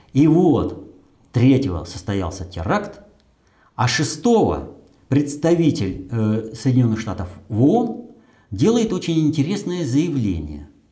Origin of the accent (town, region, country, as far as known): Russia